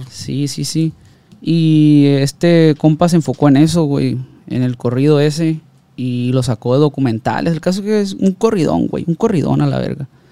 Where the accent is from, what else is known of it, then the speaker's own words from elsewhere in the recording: Ruiz Cortines, Sinaloa, Mexico; de donde yo soy, de, de, de Ruiz Cortines